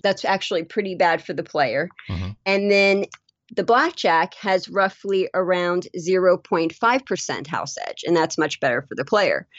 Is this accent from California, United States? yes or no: no; Las Vegas, Nevada, United States; born and raised in Las Vegas and you go out and you travel to other places and at the other places they're like, "Oh, where are you from?" "Oh, I'm from Las Vegas."